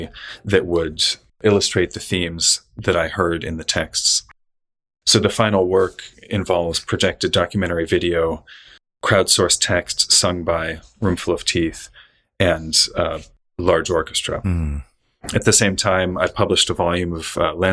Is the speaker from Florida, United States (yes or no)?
no; Northern California, United States; I was born and raised in Northern California, in and around the coastal redwood forests